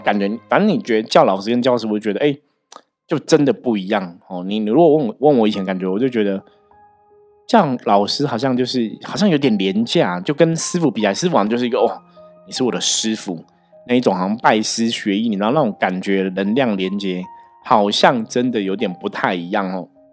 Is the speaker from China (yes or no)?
no; Taiwan; 我们中国人或是台湾人其实真的就是这种个性